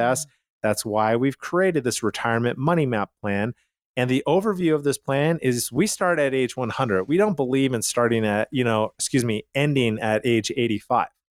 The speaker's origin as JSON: {"language": "English", "town": "Calgary", "region": "Alberta", "country": "Canada", "moved": "yes", "said": "I'm from Calgary"}